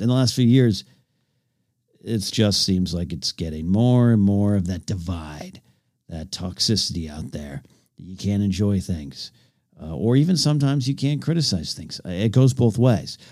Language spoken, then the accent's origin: English; near Pismo Beach, California, United States; I grew up near Pismo Beach, California